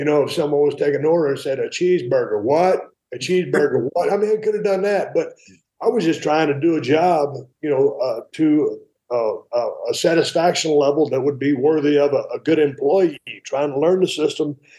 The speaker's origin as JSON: {"language": "English", "region": "South Texas", "country": "United States", "tie": "born or raised there", "also_born_or_lived": "San Antonio", "moved": "as an adult", "lives_now": "Nevada, United States", "said": "I grew up in South Texas"}